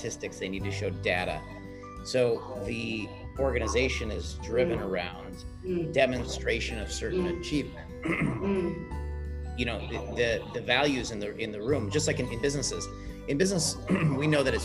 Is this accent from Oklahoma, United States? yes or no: no; Chicago, Illinois, United States; I grew up in Chicago here in the States